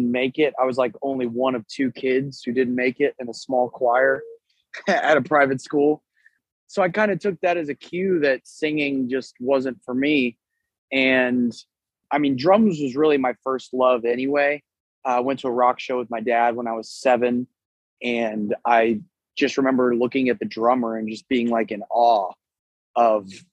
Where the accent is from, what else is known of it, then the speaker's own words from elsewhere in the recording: San Antonio, Texas, United States; also born or lived in Louisiana; we're out of San Antonio, Texas